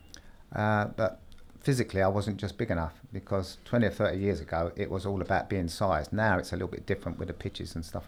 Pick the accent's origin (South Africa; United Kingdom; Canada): United Kingdom; London; I grew up in South London